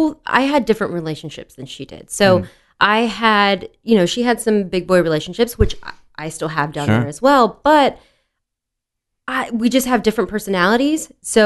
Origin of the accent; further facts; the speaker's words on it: Dallas, Texas, United States; So I grew up in Dallas. And then when I turned 13, let me rewind a little bit. So grew up in Dallas.